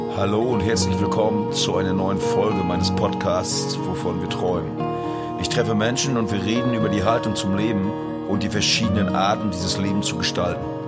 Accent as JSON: {"language": "German", "region": "Mecklenburg-Vorpommern", "country": "Germany", "said": "wir kommen ja aus dem Raum hier in Mecklenburg-Vorpommern"}